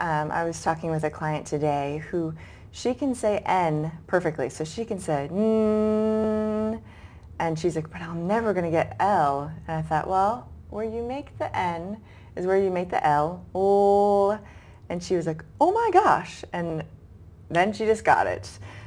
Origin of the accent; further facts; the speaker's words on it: Boston, Massachusetts, United States; And along the way, I was originally from Boston, and I went to graduate school in southern Georgia.